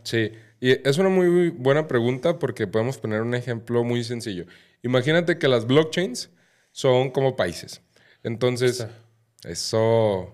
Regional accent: Mexico; yo que soy mexicano

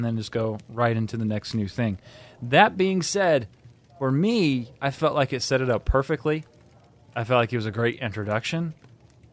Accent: United States; I'm from America

